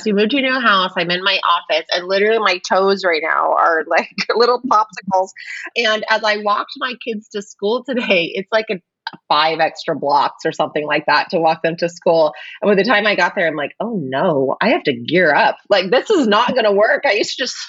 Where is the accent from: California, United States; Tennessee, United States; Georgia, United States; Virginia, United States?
California, United States; Bay Area; I'm from the Bay Area as well